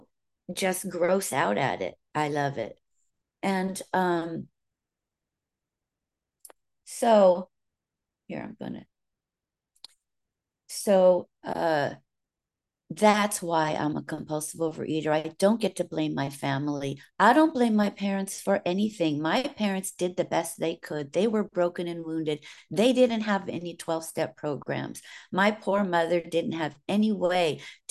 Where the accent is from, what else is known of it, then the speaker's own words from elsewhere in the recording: California, United States; accent: Southern; also born or lived in Virginia; I can remember back to 8 years old. That's when we moved from Virginia, where we were surrounded by family, to California, where we were just alone.